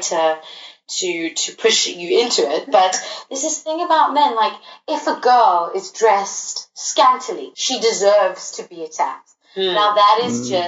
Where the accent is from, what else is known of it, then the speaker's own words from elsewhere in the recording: South Africa; moved away; I'm originally from South Africa